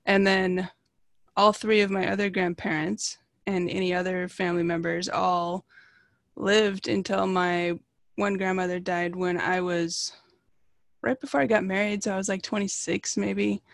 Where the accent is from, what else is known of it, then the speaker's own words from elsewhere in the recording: Redmond, Washington, United States; also born or lived in Seattle / New York / Portland; I actually grew up, like, four blocks from where I live now